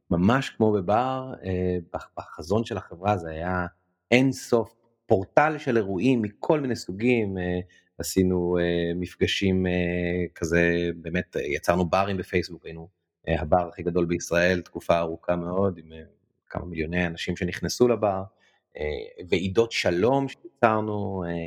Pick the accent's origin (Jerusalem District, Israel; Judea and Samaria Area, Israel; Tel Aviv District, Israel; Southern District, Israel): Jerusalem District, Israel; Jerusalem; אני ירושלמי, וגדלתי בירושלים